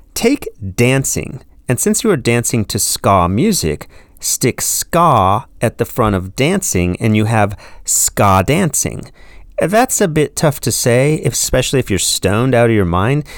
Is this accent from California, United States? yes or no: yes; California, United States; when I was growing up in California in the nineteen eighties